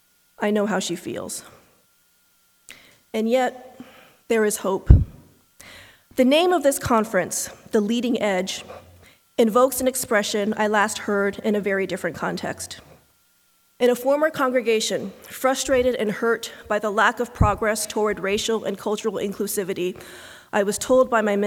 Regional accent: Kansas, United States; As an only child with no extended family in the United States, as an Asian American growing up in Kansas, as a woman with 3 physics degrees, and as a Unitarian Universalist person of color, my life has been characterized by solitude.

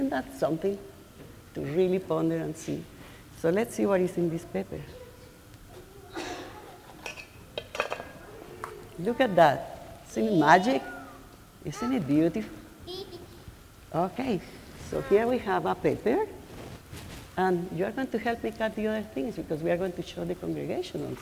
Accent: Colombia; now in Cambridge, United States; I am from Colombia too

